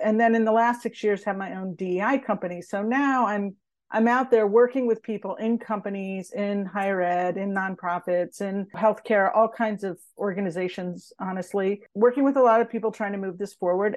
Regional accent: United States; growing up in America and in the U S

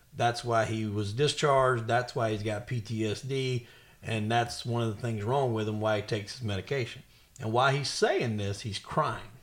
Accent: the South, United States; I'm from the South

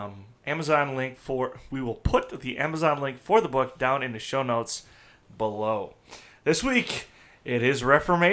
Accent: Wisconsin, United States; I'm from Wisconsin

